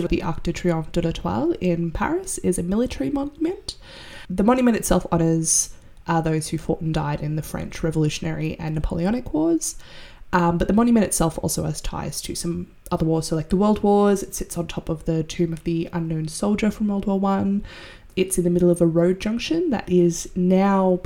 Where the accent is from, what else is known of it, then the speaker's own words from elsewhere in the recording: Sydney, New South Wales, Australia; I'm from Sydney, which is very much a city that expanded with little foresight